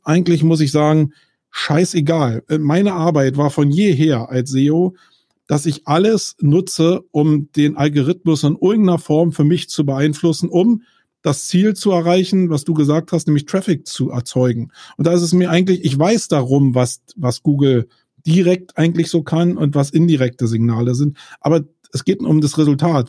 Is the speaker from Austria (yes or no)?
no; Germany; wir in Deutschland